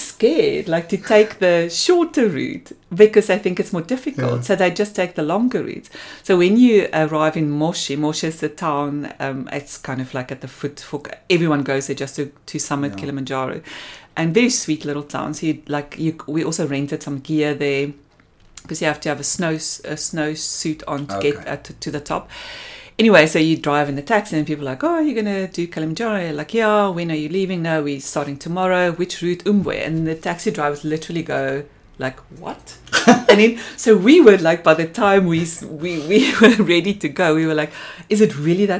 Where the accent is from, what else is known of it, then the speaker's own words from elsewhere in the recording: Springbok, Northern Cape, South Africa; also born or lived in Namibia; So, I was born in Namibia. And I think we stayed there until I started school. Then we moved to Springbok.